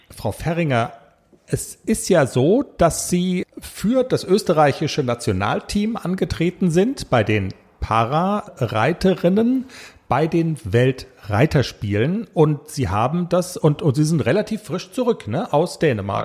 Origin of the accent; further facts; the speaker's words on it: Germany; wir sind aus Deutschland